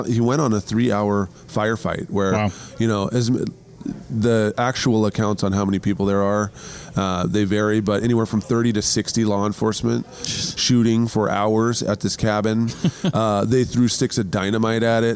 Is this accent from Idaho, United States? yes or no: yes; Idaho, United States; growing up in Idaho